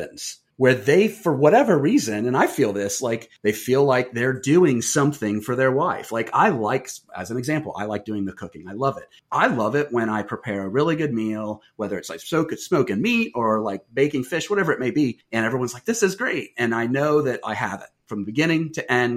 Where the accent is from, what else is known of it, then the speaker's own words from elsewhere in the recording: Wilmington, Ohio, United States; I'm from Wilmington, and it's a town of 10,000